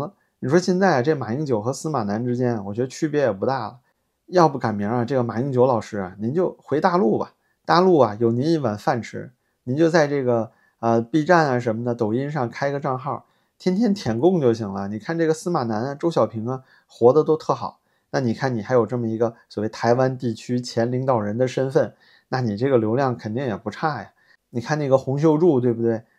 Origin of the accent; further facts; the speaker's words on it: China; 我是大陆人，我支持两岸统一啊。